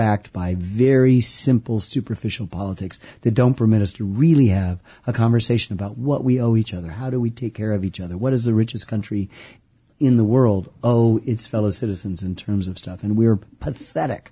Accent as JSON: {"language": "English", "town": "Ann Arbor", "region": "Michigan", "country": "United States", "tie": "born or raised there", "said": "I grew up in the Midwest too, in Michigan."}